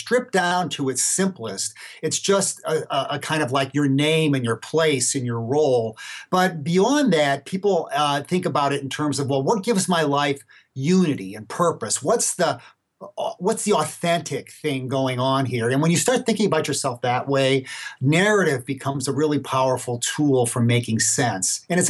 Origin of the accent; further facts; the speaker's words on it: Gary, Indiana, United States; I was born February 7th, 1954, say. I mean, this is well known. I mean, I grew up in Gary, Indiana, whatever.